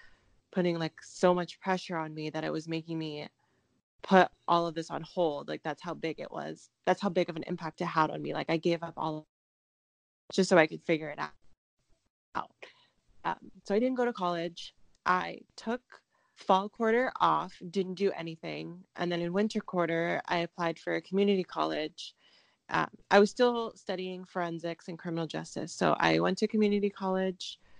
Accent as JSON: {"language": "English", "town": "Seattle", "region": "Washington", "country": "United States", "tie": "born or raised there", "said": "I got a scholarship to go to Seattle University, which is where I grew up in Washington"}